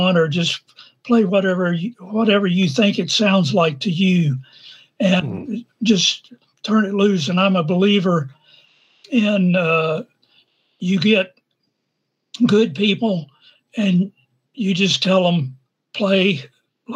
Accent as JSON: {"language": "English", "town": "Norman", "region": "Oklahoma", "country": "United States", "tie": "born or raised there", "said": "I'm from Norman, Oklahoma"}